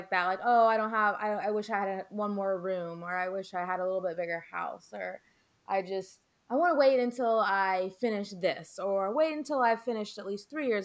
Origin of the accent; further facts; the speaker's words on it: Pennsylvania, United States; moved away as an adult; now in South Carolina, United States; I'm originally from Pennsylvania